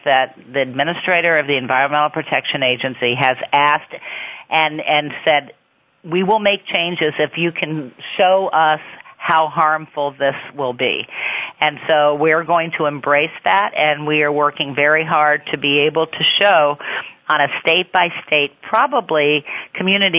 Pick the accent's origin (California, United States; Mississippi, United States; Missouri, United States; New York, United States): Missouri, United States; in my home state of Missouri